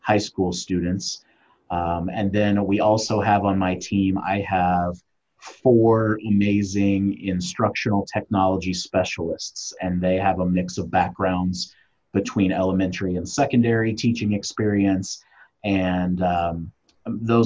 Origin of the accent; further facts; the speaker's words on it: Kansas City, Missouri, United States; I am from Kansas City, Missouri.